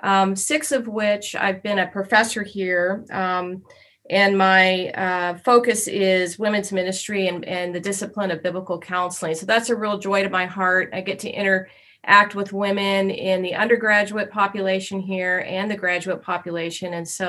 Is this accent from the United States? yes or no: yes; Albuquerque, New Mexico, United States; moved away as an adult; now in Burbank, United States; even though I've lived out in California for the last, say, 36 years, I'm actually originally from New Mexico. I was born and reared in Albuquerque, and moved out here in my young 20s, where I got married.